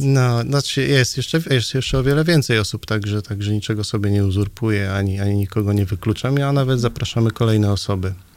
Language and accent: Polish; Nidzica, Warmian-Masurian Voivodeship, Poland; moved away as an adult; also born or lived in Gdańsk; now in Straszyn, Poland; pochodzę z y, małego miasteczka w warmińsko-mazurskim